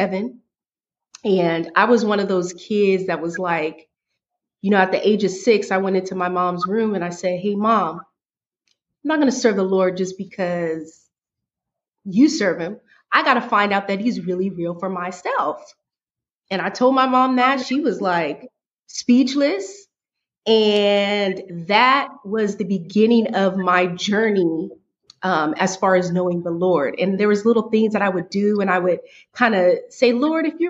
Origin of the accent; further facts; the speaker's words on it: Sacramento, California, United States; also born or lived in Oakland, California; I was born in Oakland, California, raised in Sacramento, California